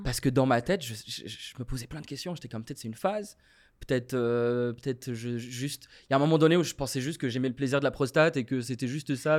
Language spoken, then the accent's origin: French; Morocco; moved away as an adult; now in Montreal, Canada; je viens du Maroc, j'ai grandi au Maroc